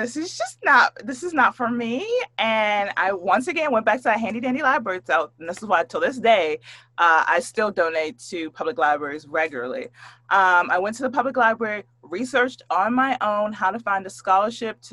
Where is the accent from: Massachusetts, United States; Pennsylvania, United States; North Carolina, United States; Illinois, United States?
Pennsylvania, United States; Pittsburgh; moved away as an adult; also born or lived in Bay Area, California; I was just a little bitty girl and I grew up in Pittsburgh, Pennsylvania